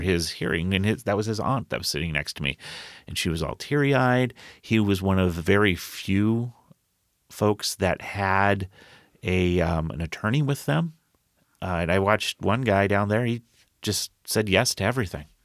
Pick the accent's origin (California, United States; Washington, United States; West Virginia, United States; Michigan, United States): Washington, United States; Colville; also born or lived in Rochester, Minnesota; now in Tacoma, United States; I grew up in Colville, Kettle Falls. This is very rural areas